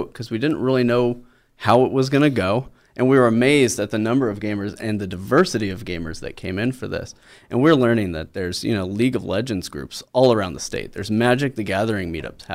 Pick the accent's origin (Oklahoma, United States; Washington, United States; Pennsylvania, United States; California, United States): Oklahoma, United States; growing up in Oklahoma, since I am an Okie geek.